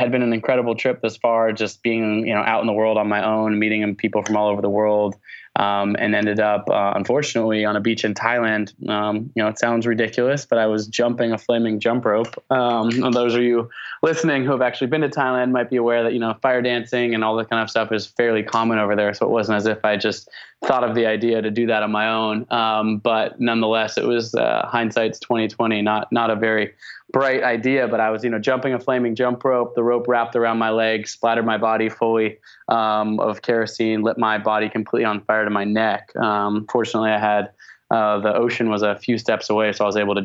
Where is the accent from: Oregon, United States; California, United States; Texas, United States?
Oregon, United States; Portland; also born or lived in Olympia, Washington; I grew up in the Pacific Northwest, was born on a hippie commune in Olympia, Washington, but moved to Portland, Oregon when I was about 9 months old. So I consider Portland, Oregon to be my hometown